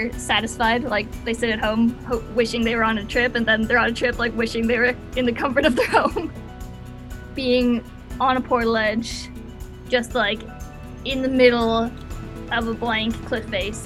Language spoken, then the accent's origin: English; close to Ottawa, Ontario, Canada; moved away as an adult; now in Squamish, Canada; I grew up in Ontario, like close to Ottawa